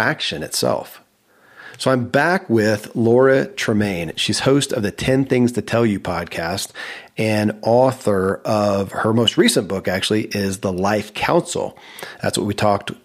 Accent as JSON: {"language": "English", "region": "Kentucky", "country": "United States", "tie": "born or raised there", "said": "I grew up in Kentucky where horse racing"}